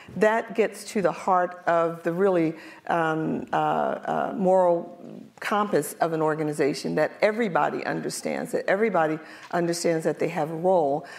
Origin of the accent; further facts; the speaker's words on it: Philadelphia, Pennsylvania, United States; I'm from North Philadelphia